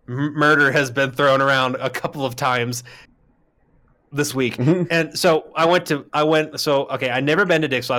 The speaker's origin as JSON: {"language": "English", "region": "Arizona", "country": "United States", "said": "I'm from Arizona"}